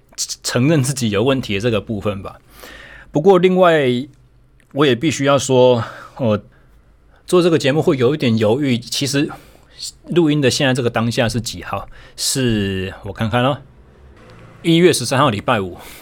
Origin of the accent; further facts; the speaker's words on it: Taichung, Taiwan; 我回到了我的家乡台中